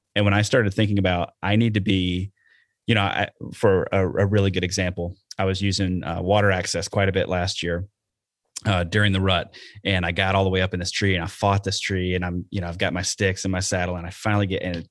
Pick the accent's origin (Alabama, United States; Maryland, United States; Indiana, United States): Alabama, United States; now in Wisconsin, United States; I'm from Alabama and that's what we did down there